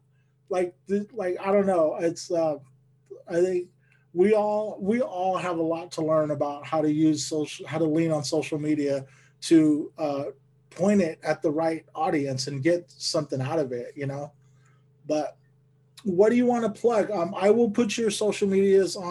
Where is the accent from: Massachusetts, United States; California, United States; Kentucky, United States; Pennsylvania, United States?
California, United States; Bakersfield; moved away; you're from my hometown